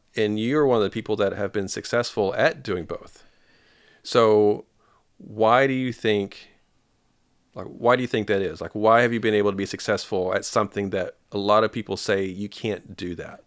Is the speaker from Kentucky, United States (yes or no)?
yes; Paducah, Kentucky, United States; I'm from Paducah, Kentucky.